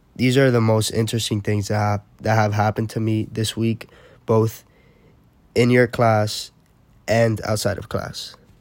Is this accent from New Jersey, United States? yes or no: no; Miami, Florida, United States; I'm originally from Miami